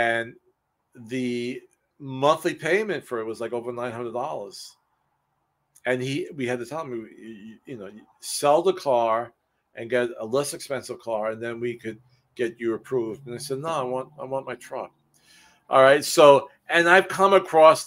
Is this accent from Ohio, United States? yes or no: no; New York City, New York, United States; moved away; I'm from the city. I'm from Brooklyn, New York.